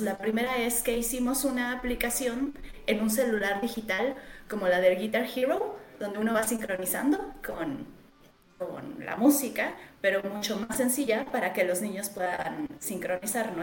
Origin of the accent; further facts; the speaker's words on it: Mexico; Yo estoy en México. Eh, soy mexicana